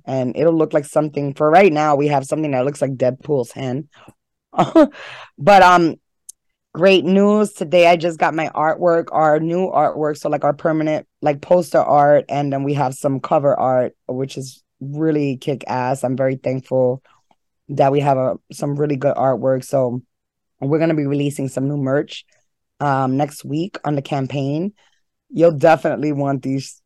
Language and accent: English; New York City, New York, United States; I was born and raised in Harlem